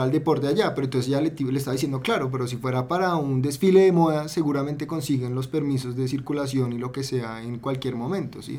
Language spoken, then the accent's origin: Spanish; Colombia; Como colombianos